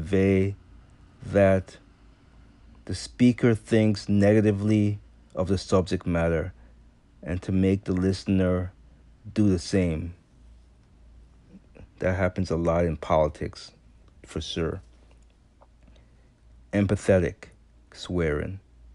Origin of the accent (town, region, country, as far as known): U.S. Virgin Islands; born or raised there; now in United States